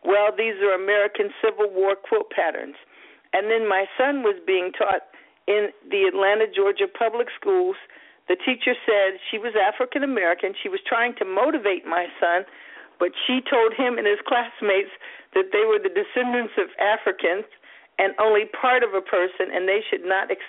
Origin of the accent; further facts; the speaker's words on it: Baumholder, Rhineland-Palatinate, Germany; born there; I was born in Baumholder, West Germany, and my father married my mother when they met at West Virginia State and was commissioned in ROTC to Germany.